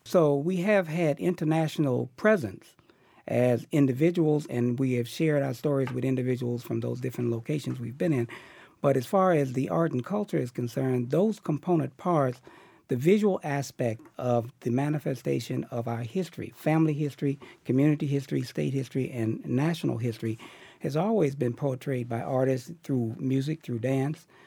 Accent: Chicago, Illinois, United States; moved away as an adult; now in Boston, United States; I grew up in Chicago

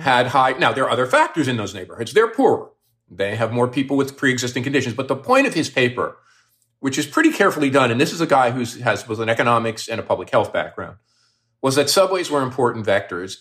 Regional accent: Newark, New Jersey, United States; also born or lived in Miami Beach, Florida; now in Toronto, Canada; I'm originally from Newark

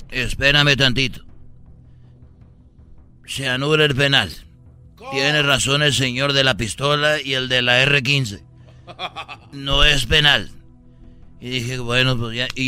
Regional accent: Jalisco, Mexico; Bueno, mira, un día yo soy de, de, de Jalisco

